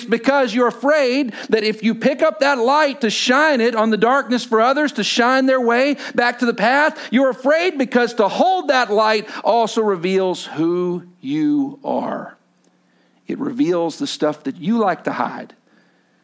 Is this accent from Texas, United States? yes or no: yes; Texas, United States; I come from Texas